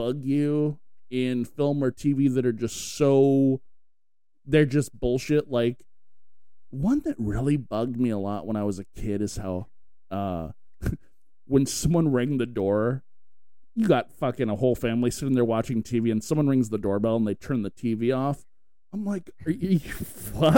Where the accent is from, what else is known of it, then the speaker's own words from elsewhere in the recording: Escondido, California, United States; moved away; I grew up in Escondido.